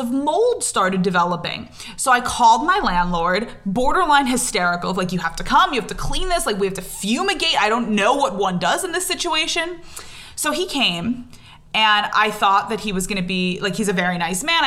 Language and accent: English; Long Island, New York, United States; moved away as an adult; also born or lived in Israel; I grew up on Long Island, but I lived in Israel for just over 3 years.